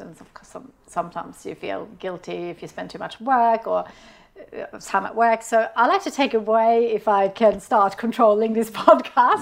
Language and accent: English; Sweden; I grew up in Sweden in a on, in, on a farm